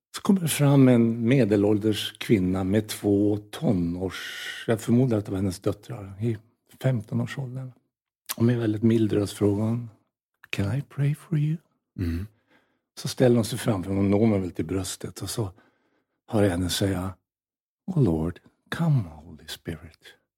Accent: Norrland, Sweden; moved away; also born or lived in United States / Sollentuna; som norrlänning

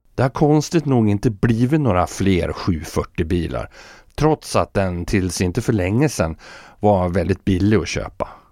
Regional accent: Fagersta, Västmanland, Sweden; hemma i Fagersta

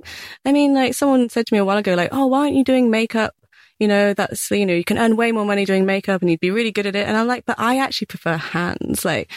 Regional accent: Bath, South West England, United Kingdom; Yeah, so like in Bath. Yeah.

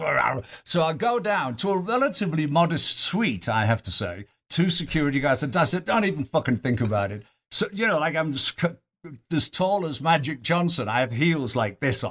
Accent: Yorkshire and the Humber, United Kingdom; now in Lake Tahoe, United States; I was Yorkshireman

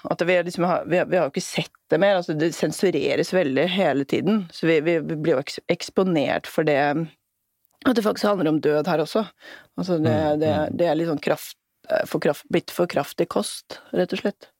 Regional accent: Norway; det er jo det som binder oss hit, altså som nordmenn

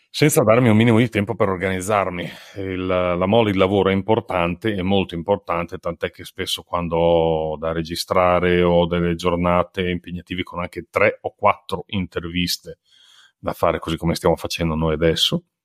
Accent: Ferrara, Emilia-Romagna, Italy; sono di Ferrara

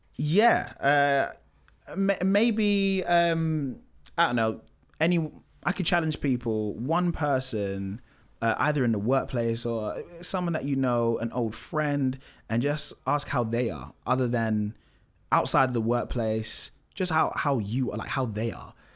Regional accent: London, United Kingdom; I grew up in Tottenham, which is not the best area to be, to grow up

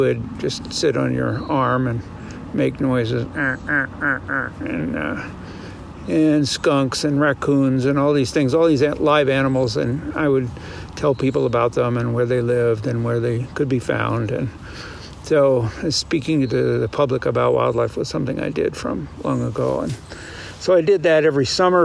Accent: eastern Pennsylvania, United States; now in Montana, United States; I grew up in eastern Pennsylvania

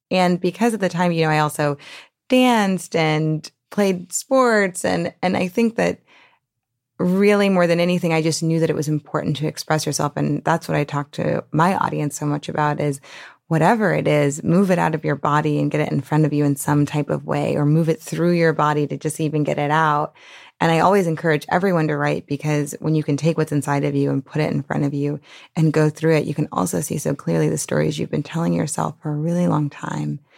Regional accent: New Orleans, Louisiana, United States; because I grew up in the French Quarter

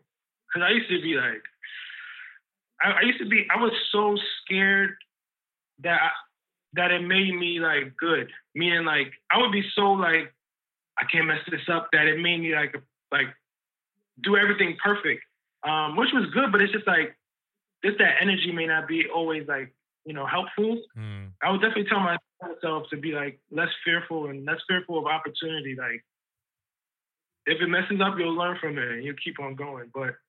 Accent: Harlem, New York, United States; maybe because of the way I was raised and growing up in Harlem and like black was just always beautiful and dope and regal.

